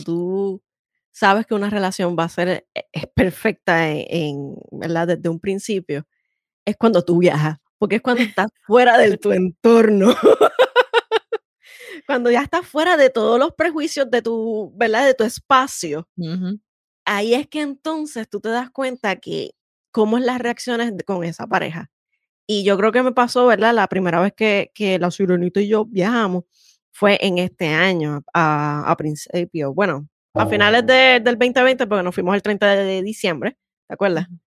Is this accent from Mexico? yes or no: no; San Juan, Puerto Rico; yo soy sanjuanera hasta la muerte, no importa dónde esté